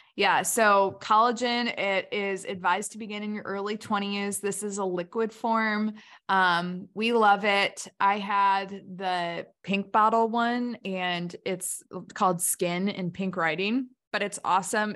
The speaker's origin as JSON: {"language": "English", "town": "Hampshire", "region": "Illinois", "country": "United States", "tie": "born or raised there", "said": "my hometown, Hampshire, Illinois"}